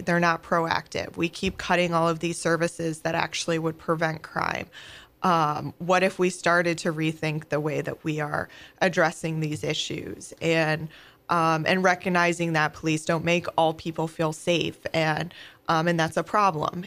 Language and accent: English; Oneonta, New York, United States; moved away as an adult; also born or lived in Pennsylvania; now in St. Louis, United States; I grew up in a small town, um, in upstate New Yal-, New York called, uh, Oneonta.